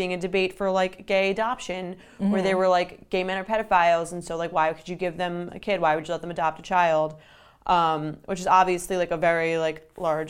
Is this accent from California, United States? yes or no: no; Long Island, New York, United States; we grew up on Long Island